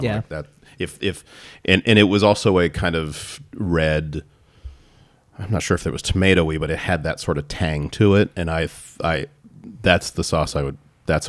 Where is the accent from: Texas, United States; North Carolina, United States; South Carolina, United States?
Texas, United States; I'm from Texas